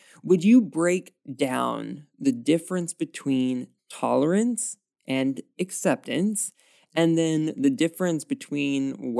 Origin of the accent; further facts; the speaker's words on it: the South, United States; we are both from the South